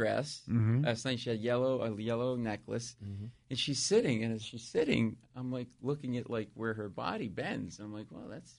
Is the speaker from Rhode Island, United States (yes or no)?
yes; Providence, Rhode Island, United States; and I'm like from the Italian neighborhood of Providence